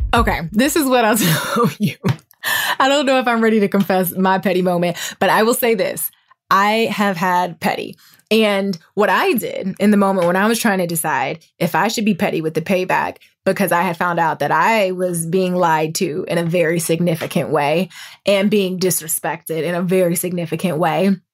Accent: Toledo, Ohio, United States; moved away as an adult; also born or lived in Indiana / Dayton, Ohio / Dallas, Texas; now in Los Angeles, United States; I'm from Toledo

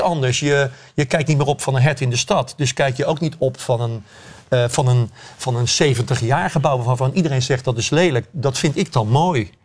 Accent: Rotterdam, South Holland, Netherlands; Ik ben geboren en getogen in Rotterdam, ik ben van 1957

